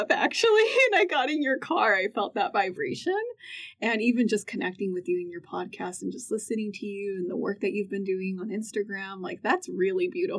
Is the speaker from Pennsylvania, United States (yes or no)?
no; California, United States; I grew up in California